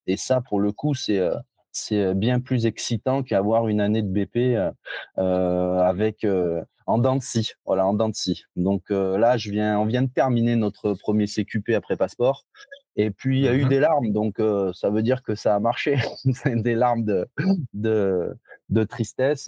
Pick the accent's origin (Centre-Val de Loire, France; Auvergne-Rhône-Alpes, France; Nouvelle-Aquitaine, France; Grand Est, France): Auvergne-Rhône-Alpes, France; Givors; je suis originaire de Lyon, de Givors